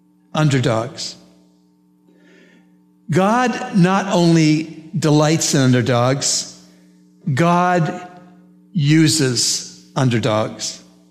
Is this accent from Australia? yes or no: no; Canada; I'm from Canada, as many of you know, the land of lakes and forests